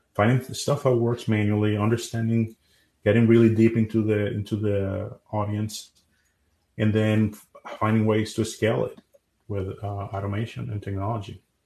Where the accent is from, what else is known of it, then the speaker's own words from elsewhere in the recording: Dominican Republic; moved away as an adult; now in United States; I'm originally from Dominican Republic, and I moved here in 2010 in the U.S.